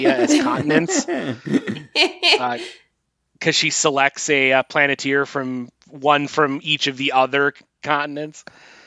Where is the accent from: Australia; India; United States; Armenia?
United States; Wisconsin; moved away; I spent most of elementary school in Wisconsin